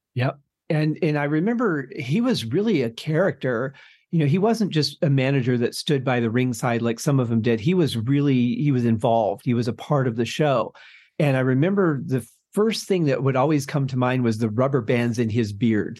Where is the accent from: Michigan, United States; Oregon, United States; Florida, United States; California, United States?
Michigan, United States; was growing up in Michigan at the time